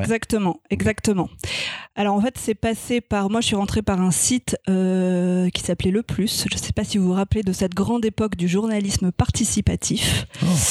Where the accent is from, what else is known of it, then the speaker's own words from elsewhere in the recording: Strasbourg, Grand Est, France; moved away; also born or lived in Paris; je suis née à Strasbourg, j'ai déménagé à Paris et je suis retournée à Strasbourg pour faire mes études de journalisme